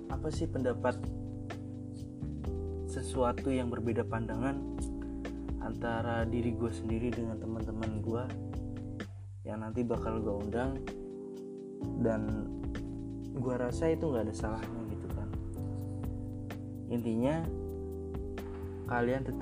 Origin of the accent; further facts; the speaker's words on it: Bekasi, West Java, Indonesia; Gue berasal dari kota Bekasi.